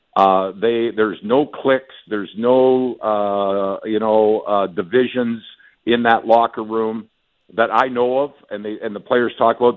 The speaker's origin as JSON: {"language": "English", "region": "Western Canada", "country": "Canada", "moved": "yes", "said": "I'm from Western Canada"}